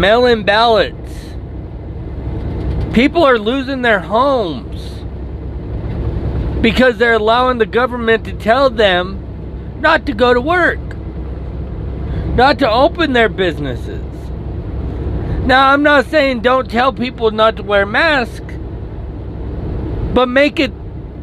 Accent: United States

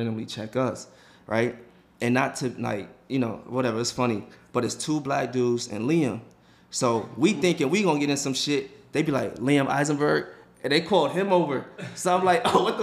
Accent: United States; as American

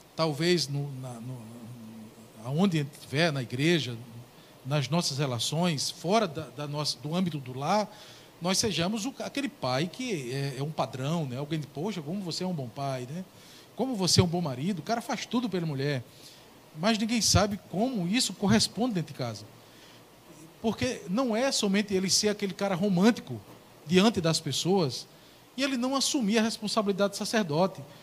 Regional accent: Ingá, Paraíba, Brazil; moved away as an adult; Eu sou paraibano, né? Eu sou paraibano, moro aqui há 16 anos e meio

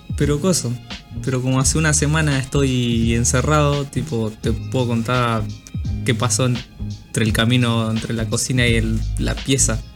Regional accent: Argentina; soy argentino

